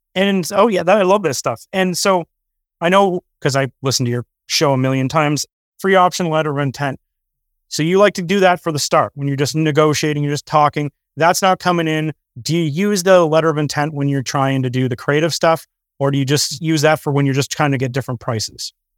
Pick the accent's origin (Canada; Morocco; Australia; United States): Canada; Canadians just being Canadian is more expensive than being an American. We usually get a lower leverage, higher interest rate.